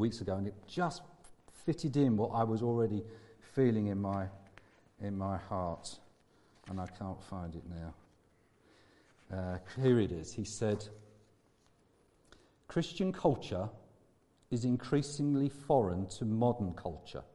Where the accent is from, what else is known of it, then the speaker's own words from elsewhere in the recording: England, United Kingdom; I'm also English and British and European